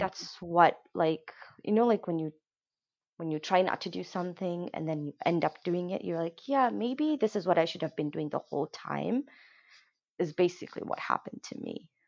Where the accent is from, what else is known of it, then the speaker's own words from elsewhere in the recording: Kenya; moved away; what we grew up in Kenya